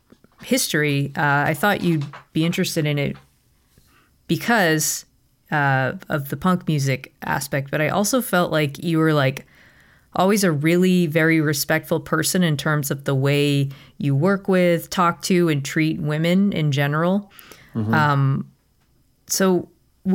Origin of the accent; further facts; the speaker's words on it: Boston, Massachusetts, United States; I'm from Boston